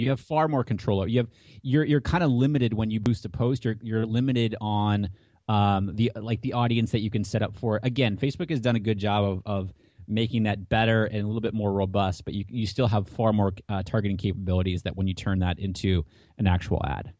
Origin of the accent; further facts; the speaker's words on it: Hampton, New Hampshire, United States; I grew up in Hampton, New Hampshire.